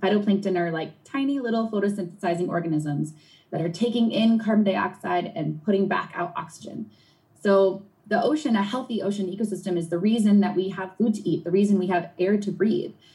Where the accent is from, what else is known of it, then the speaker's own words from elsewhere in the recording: Long Island Sound shore, New England, United States; I grew up in New England on the shore of the Long Island Sound